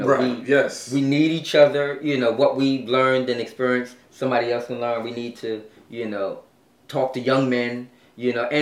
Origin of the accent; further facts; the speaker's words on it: New York City, New York, United States; I'm from Brooklyn